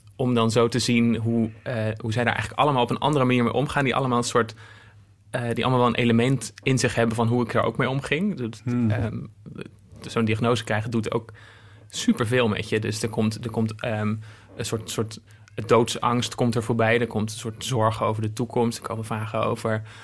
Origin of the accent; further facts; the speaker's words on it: Apeldoorn, Gelderland, Netherlands; moved away as an adult; also born or lived in Zwolle; ik ben in Apeldoorn opgegroeid en ik ging in Zwolle studeren.